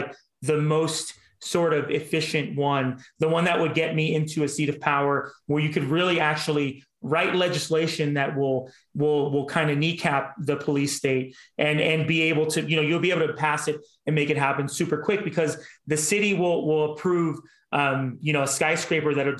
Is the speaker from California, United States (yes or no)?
yes; Los Angeles, California, United States; also born or lived in Koreatown, Los Angeles; I grew up in North Hollywood